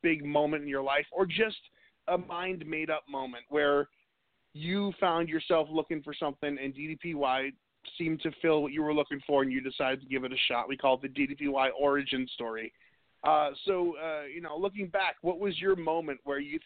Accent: New England, New Hampshire, United States; moved away as an adult; now in Raleigh, United States; I'm from New England, and I moved down south to Raleigh, North Carolina about 5 years ago

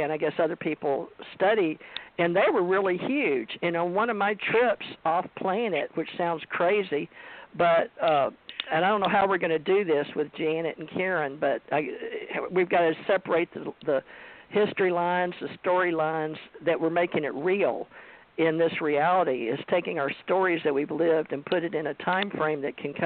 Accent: West Monroe, Louisiana, United States; moved away; also born or lived in Houston, Texas / Hawaii; growing up in Monroe, Louisiana, West Monroe, Louisiana

